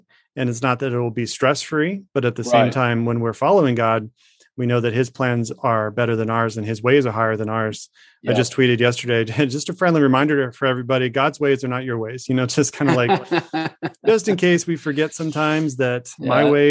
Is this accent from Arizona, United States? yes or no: yes; Arizona, United States; also born or lived in Minnesota; I was born in Minnesota. I didn't really grow up there. I moved to Arizona when I was five